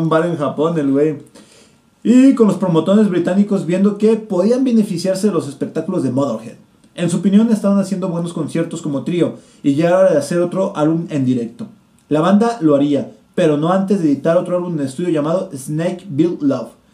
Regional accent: Guadalajara, Jalisco, Mexico; nosotros somos de Guadalajara

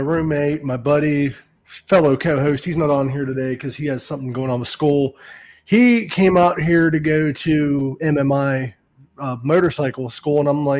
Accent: Belmont, Ohio, United States; moved away as an adult; now in Phoenix, United States; I just moved out here to Phoenix, Arizona, and I'm actually from Ohio, about an hour and a half from you.

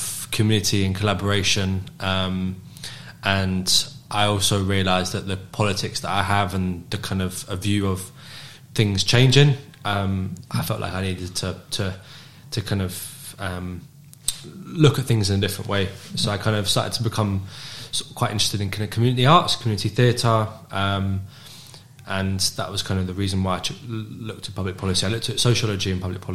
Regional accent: London, United Kingdom; moved away as an adult; now in Glasgow, United Kingdom; I was born in London, in North London. And I moved up to Glasgow when I was 18.

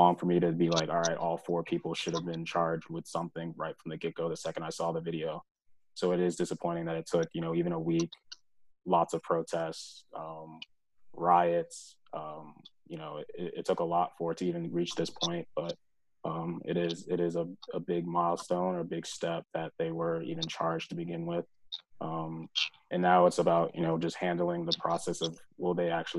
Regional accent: Bowie, Maryland, United States; moved away as an adult; also born or lived in Winston-Salem, North Carolina / Dallas, Texas; now in Minnesota, United States; I grew up in Bowie, Maryland

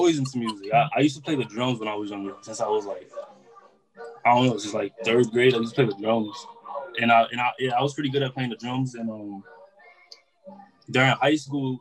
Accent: Clifton, New Jersey, United States; I'm from Clifton, New Jersey.

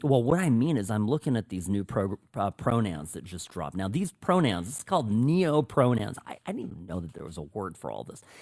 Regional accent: Czechia; first language Czech; English is a second language; moved away; my native language check

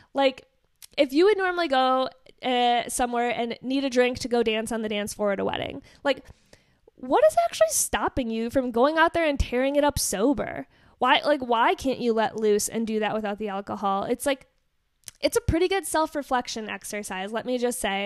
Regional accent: Wisconsin, United States; I grew up in Wisconsin, so basically now I'm the black sheep of the state.

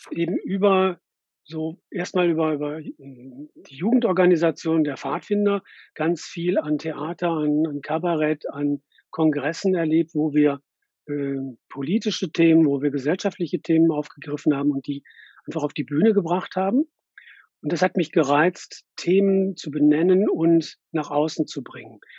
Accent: Essen, North Rhine-Westphalia, Germany; now in Hamburg, Germany; Ich bin im Ruhrgebiet in Essen geboren

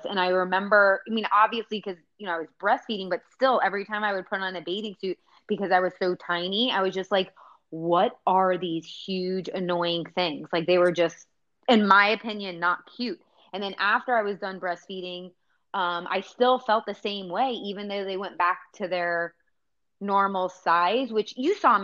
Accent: South Florida, United States; growing up in South Florida

